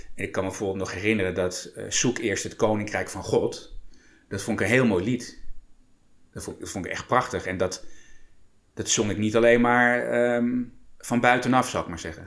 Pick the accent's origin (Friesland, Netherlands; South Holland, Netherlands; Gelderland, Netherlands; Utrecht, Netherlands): Gelderland, Netherlands; Apeldoorn; mijn ouders stonden wel ingeschreven bij de, bij de kerk hier in Apeldoorn